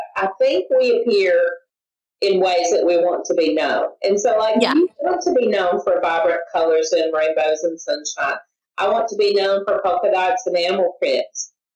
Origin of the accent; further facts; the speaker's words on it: the South, United States; a girl growing up in the South